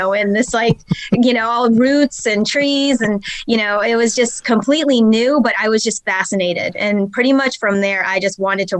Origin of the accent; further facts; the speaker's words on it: North Carolina, United States; also born or lived in California; I'm from North Carolina. I grew up for the most part in North Carolina. Before that, my father was Air Force, so we actually traveled around a lot. I was born in California.